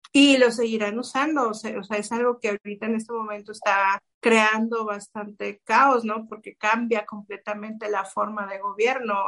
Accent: Chihuahua, Mexico; now in Monterrey, Mexico; Yo crecí en Chihuahua, que es un poco más al norte.

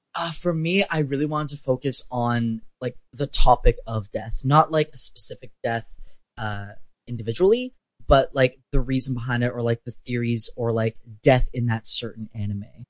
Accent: Canada; I'm also Canadian

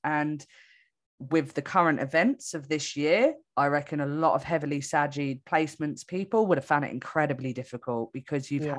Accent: England, United Kingdom; now in Australia; I'm from England and I live in Australia

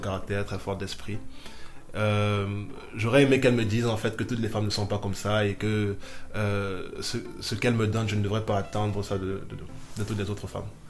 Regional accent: Ngaoundéré, Adamawa, Cameroon; moved away; j'ai grandi avec ma mère. Bon, je suis né en Gandéré

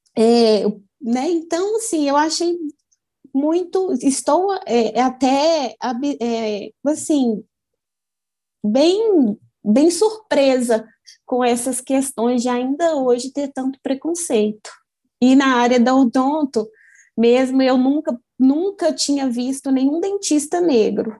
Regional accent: Brazil; sou de Birité

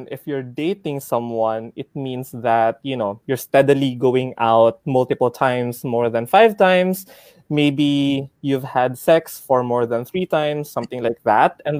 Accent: Philippines; moved away as an adult; nung bumagyo sa Pilipinas and then hometown ko yung na tamaan

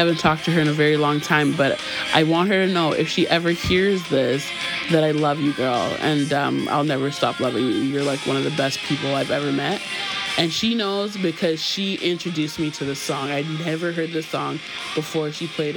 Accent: Toronto, Ontario, Canada; my Toronto girl heart

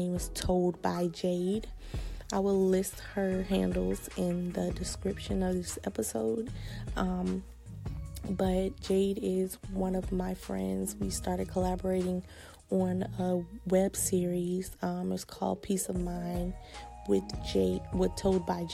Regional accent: Savannah, Georgia, United States; now in Maryland, United States; I am from Savannah, Georgia, but I reside in the DMV, Maryland to be exact.

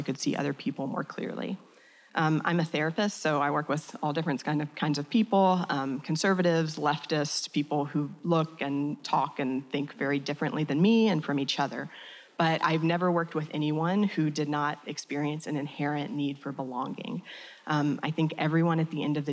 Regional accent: Georgia, United States; When I was growing up in Georgia

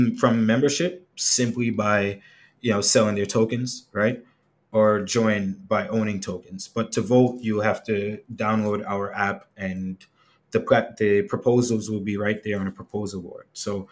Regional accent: United States; now in Jamaica; I grew up in the States

